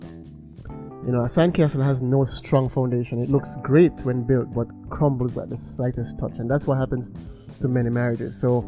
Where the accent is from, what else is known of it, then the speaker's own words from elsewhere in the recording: Linstead, Saint Catherine, Jamaica; moved away; I'm from Linstead, St. Catherine, Jamaica